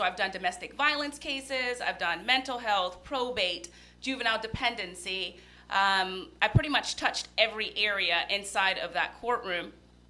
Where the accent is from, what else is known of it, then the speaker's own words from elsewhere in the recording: Miami, Florida, United States; moved away as an adult; also born or lived in Rochelle, Florida; now in Orlando, United States; Definitely from a small country town, but I was raised in Miami. I went to New World School of the Arts. Then I went to University of Central Florida, go Knights. And then I went to FAMU College of Law here in Orlando.